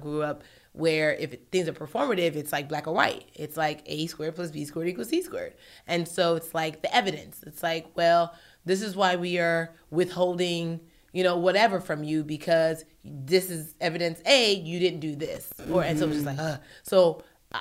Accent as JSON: {"language": "English", "country": "Nigeria", "said": "I'm Nigerian"}